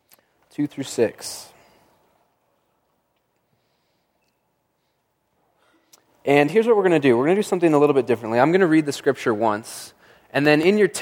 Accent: Monument, Colorado, United States; now in Colorado Springs, United States; I grew up in Monument where there's just tons of snow

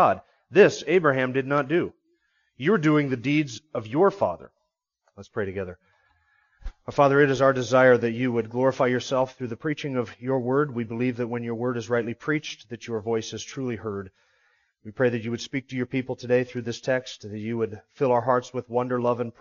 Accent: the North, United States; He teases me about the different quirks about being from the North

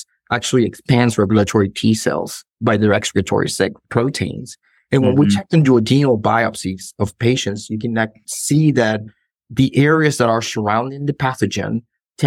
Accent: northern Peru, Peru; moved away as an adult; also born or lived in Lima, Peru; now in Indiana, United States; I'm originally from Peru. I grew up in a beach town in the north of Peru, but then I moved to Lima

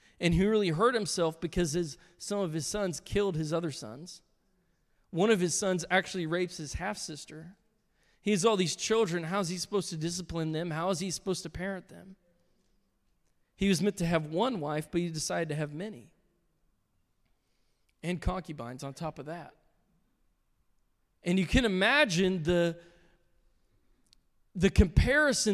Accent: Indiana, United States

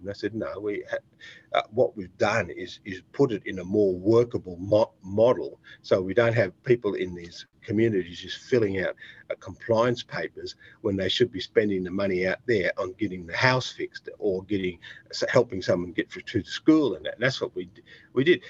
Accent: Australia; I'm Australian

